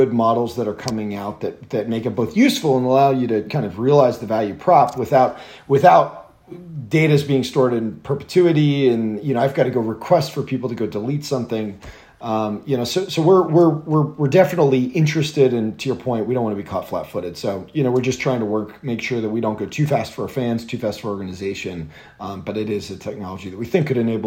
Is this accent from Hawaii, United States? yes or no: no; Atlanta, Georgia, United States; I grew up in Atlanta